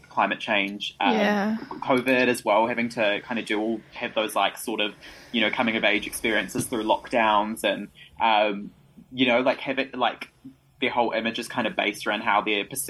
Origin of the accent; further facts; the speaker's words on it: New Zealand; I was born in New Zealand, so I've lived here pretty much my whole life